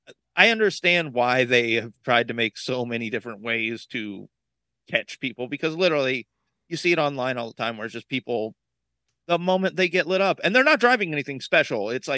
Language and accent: English; Brevard County, Florida, United States; Growing up in Brevard